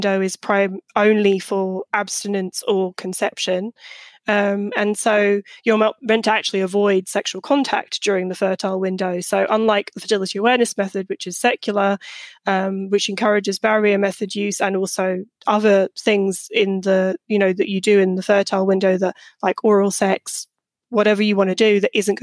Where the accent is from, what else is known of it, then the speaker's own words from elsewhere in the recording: United Kingdom; moved away as an adult; now in United States; a British person who just moved to the US when I wrote my book